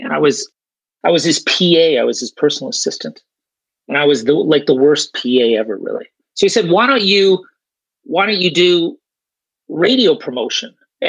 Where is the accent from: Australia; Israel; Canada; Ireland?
Canada; accent: Canadian; now in Sweden; I'll start with my accent. I'm Canadian, so you're down in Texas, but I live over in Sweden.